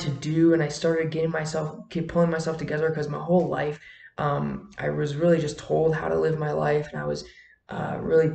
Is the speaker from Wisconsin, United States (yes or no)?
yes; Wisconsin, United States; moved away as an adult; now in Colorado, United States; I grew up in Wisconsin, and I made the move down here to Colorado all on my own.